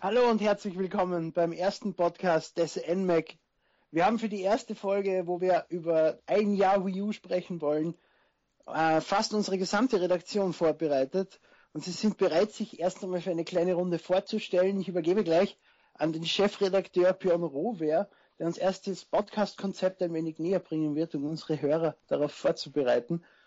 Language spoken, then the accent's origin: German; Austria; Ich bin Österreicher, wie man vielleicht hört. Also falls, falls ich in den Dialekt zurückfalle